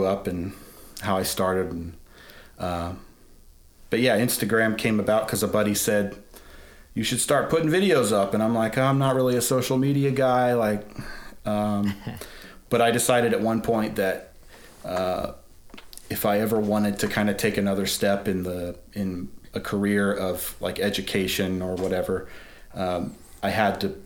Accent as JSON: {"language": "English", "region": "Colorado", "country": "United States", "tie": "born or raised there", "also_born_or_lived": "Atlanta", "moved": "as an adult", "said": "I'm from Colorado. I grew up in Colorado, but eventually my wife and I moved to Atlanta"}